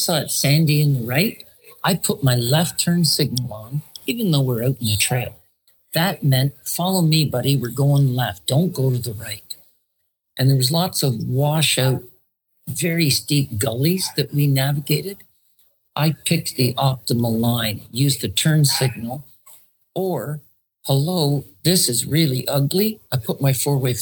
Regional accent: Canada; as a Canadian

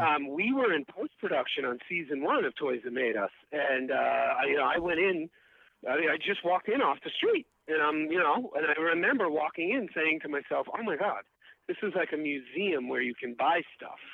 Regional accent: New York City, New York, United States; moved away; also born or lived in Massachusetts; I'm from Queens

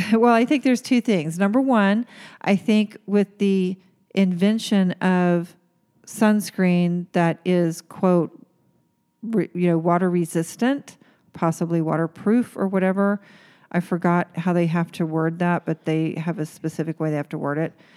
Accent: Oklahoma, United States; moved away; where I grew up in Oklahoma

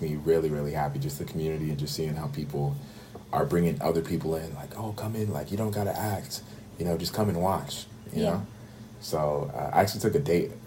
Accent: Bay Area, California, United States; moved away as an adult; now in Atlanta, United States; growing up in the Bay Area

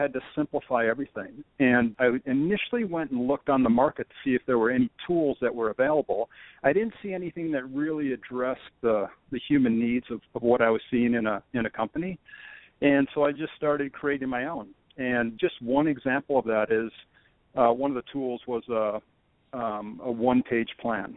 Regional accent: Rochester, New York, United States; I'm originally from Rochester, New York, and I grew up with very entrepreneurial parents

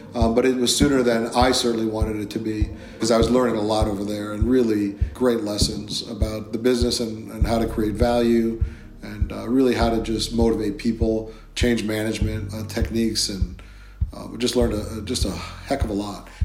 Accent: Chicago, Illinois, United States; I was born in Chicago. Chicago is rough. We lived on the south side of Chicago

